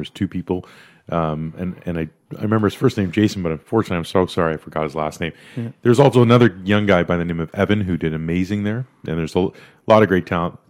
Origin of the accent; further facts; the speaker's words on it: India; now in Canada; I was born in India.